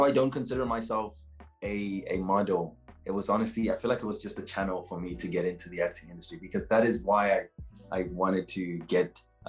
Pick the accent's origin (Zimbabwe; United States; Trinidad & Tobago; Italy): Zimbabwe; now in South Africa; I am from Zimbabwe. I was born in Zimbabwe and I moved to South Africa in 2008.